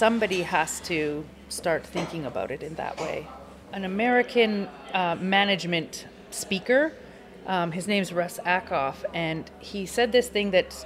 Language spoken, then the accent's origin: English; Canada; moved away as an adult; now in Finland; as a Canadian, I grew up entirely with diversity